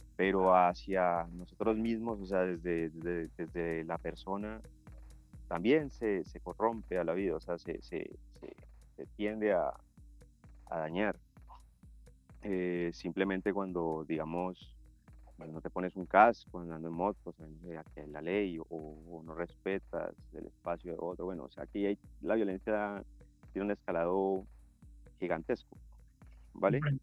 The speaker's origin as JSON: {"language": "Spanish", "country": "Colombia", "said": "como colombianos"}